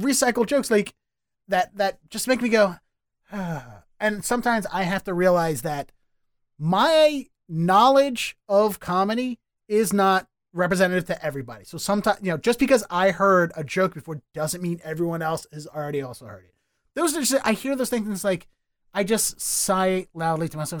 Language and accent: English; Baltimore, Maryland, United States; moved away as an adult; now in Boston, United States; Born and raised in Baltimore, started there, moved here